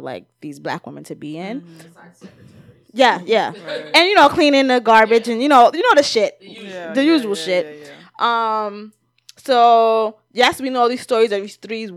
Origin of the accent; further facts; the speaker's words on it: United States; I'm an American